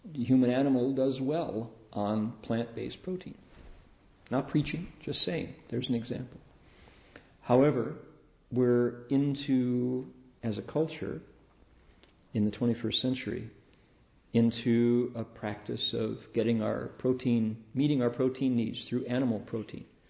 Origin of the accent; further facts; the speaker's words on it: Toledo, Ohio, United States; Growing up in Toledo